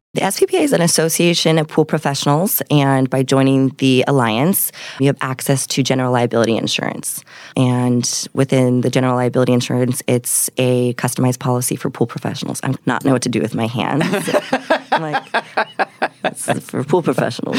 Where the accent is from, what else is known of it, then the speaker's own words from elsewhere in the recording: Encinitas, California, United States; now in Temecula, United States; I grew up in Encinitas, California